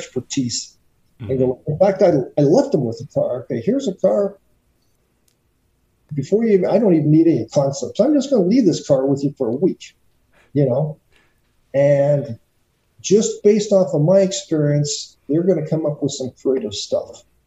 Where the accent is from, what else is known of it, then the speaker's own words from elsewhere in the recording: Canada; being a kid growing up in Canada